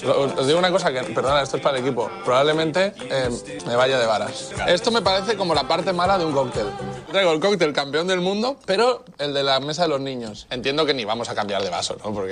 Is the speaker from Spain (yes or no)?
yes; Madrid, Community of Madrid, Spain; la chica de San Blas, donde también vengo yo